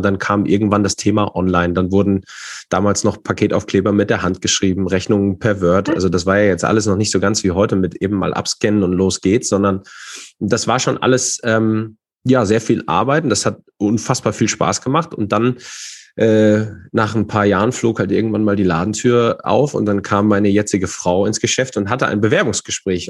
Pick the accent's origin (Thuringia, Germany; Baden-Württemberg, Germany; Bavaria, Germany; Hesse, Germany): Hesse, Germany; Fulda; ich äh, komme und bin aus Fulda, äh, zwar nicht gebürtig, aber sehr schnell hierher gezogen.